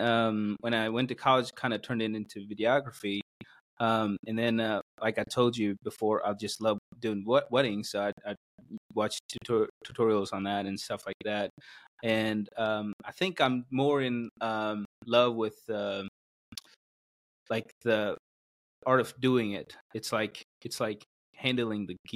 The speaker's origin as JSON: {"language": "English", "region": "South India", "country": "India", "tie": "born or raised there", "also_born_or_lived": "Missouri, United States", "second_language": "English", "moved": "as an adult", "lives_now": "United States", "said": "I'm from South India. So grew up in a Christian family"}